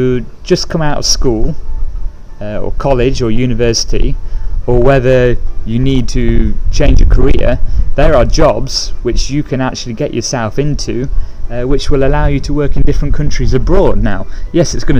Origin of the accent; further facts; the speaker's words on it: England, United Kingdom; moved away; I'm from England